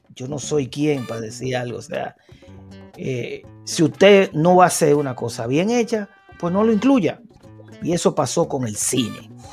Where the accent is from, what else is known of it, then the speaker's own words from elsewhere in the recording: Dominican Republic; Nosotros como dominicanos